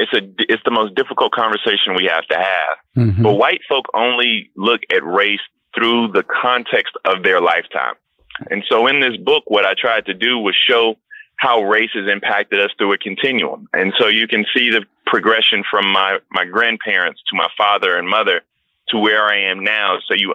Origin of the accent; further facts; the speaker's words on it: the South, United States; The unique part about growing up in the South, though, is that you don't have to just read your history in books.